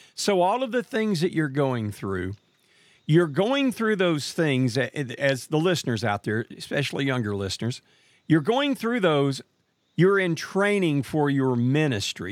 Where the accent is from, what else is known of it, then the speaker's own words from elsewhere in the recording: Marshall, Texas, United States; I lived in a small town known as Marshall, Texas, which happens to be the hometown of Big George Foreman